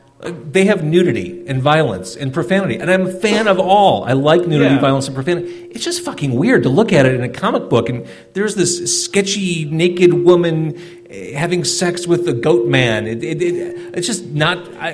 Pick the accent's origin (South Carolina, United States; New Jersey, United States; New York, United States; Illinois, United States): Illinois, United States; Skokie; born or raised there